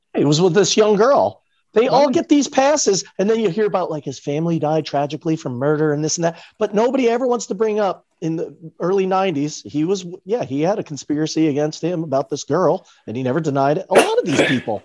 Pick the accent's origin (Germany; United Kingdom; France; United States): United States; New York City, New York; grew up near Broadway